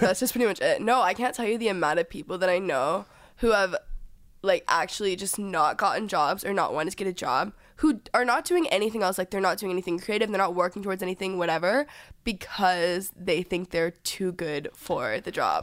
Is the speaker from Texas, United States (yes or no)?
yes; Texas, United States; now in Los Angeles, United States; growing up in Texas